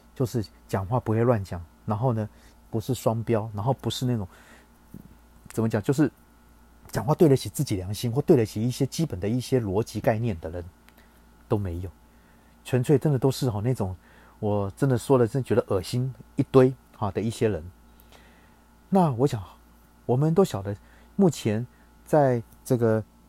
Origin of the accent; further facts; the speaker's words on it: Taiwan; 我们台湾人